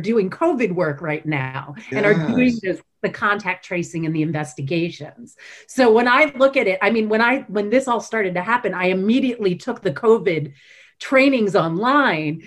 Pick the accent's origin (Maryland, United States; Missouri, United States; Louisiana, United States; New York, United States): Maryland, United States; Baltimore; I grew up in Baltimore. Baltimore, Maryland.